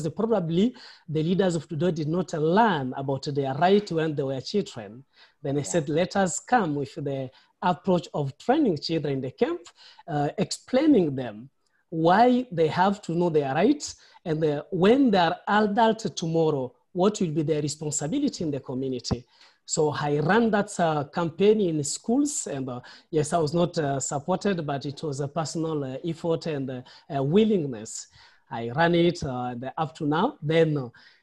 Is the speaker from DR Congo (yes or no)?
yes; DR Congo; English is a second language; moved away as an adult; also born or lived in Nairobi, Kenya; now in Kakuma, Kenya; a refugee in Kakuma camp, and I'm from Democratic Republic of Congo.